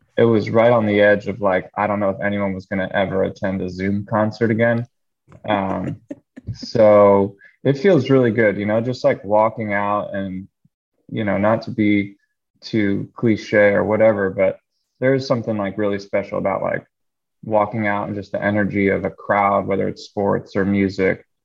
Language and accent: English; Philadelphia, Pennsylvania, United States; moved away as an adult; also born or lived in Los Angeles / New York City; I grew up in Philly, decided to move home